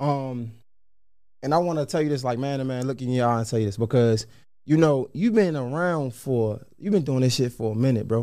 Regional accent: Baltimore, Maryland, United States; I was born in John's Hopkins. I was raised in McCullough Homes.

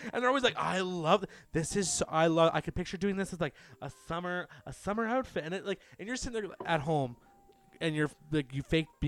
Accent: England, United Kingdom; Did you know that I'm from England?

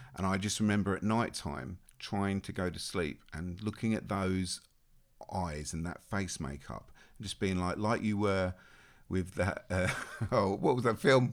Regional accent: Australia; moved away; I was born and raised in Australia

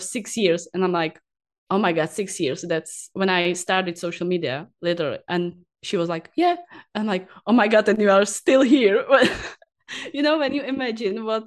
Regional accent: Prague, Czechia; I was born in Prague, and after that I live always near to Prague, and so even now I'm living near to Prague

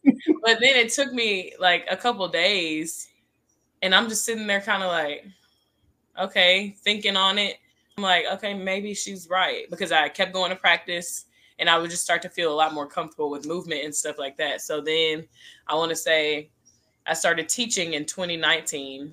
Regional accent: Denton, Texas, United States; It's Denton, Texas

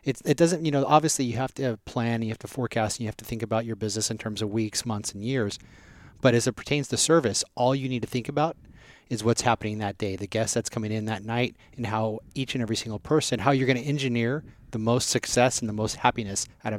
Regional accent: Las Vegas, Nevada, United States; also born or lived in Southern California; I grew up in Vegas. I was born in Southern Cal.

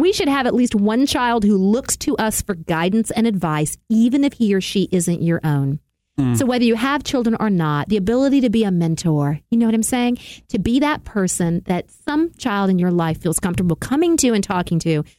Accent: Connecticut, United States; I was growing up in Connecticut, but it might as well have been Mars.

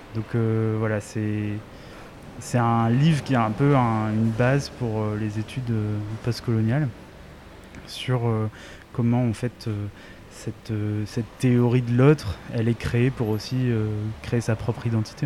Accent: Réunion; je viens de La Réunion et c'est un territoire colonisé.

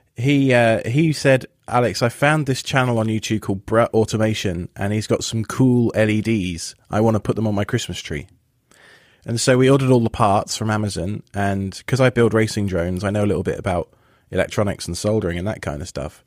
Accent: England, United Kingdom; now in East Coast, United States; I'm from England

